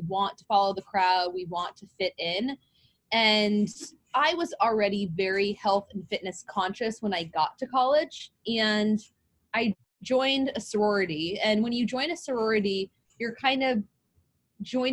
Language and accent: English; California, United States; also born or lived in Oregon; I was from California